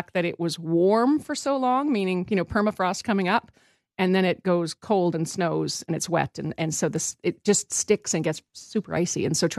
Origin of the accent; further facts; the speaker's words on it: Saskatchewan, Canada; we're from Saskatchewan.